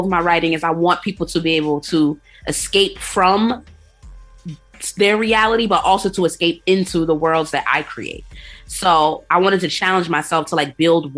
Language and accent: English; New York City, New York, United States; I'm from Queens, South Jamaica, Queens, New York City